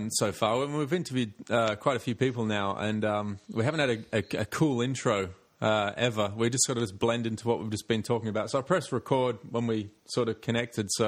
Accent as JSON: {"language": "English", "country": "Australia", "said": "the kind of story that we got sold to us in Australia."}